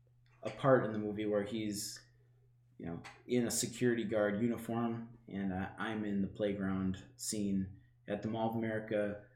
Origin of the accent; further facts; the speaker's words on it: Minnesota, United States; as a Minnesotan